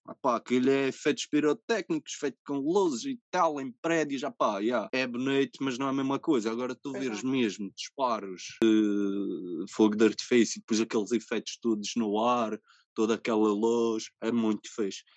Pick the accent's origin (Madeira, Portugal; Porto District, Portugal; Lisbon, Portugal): Madeira, Portugal; Ribeira Brava; also born or lived in Covilhã; Ribera Brava, porque é de onde eu sou natural, óbvio. Nasci aqui.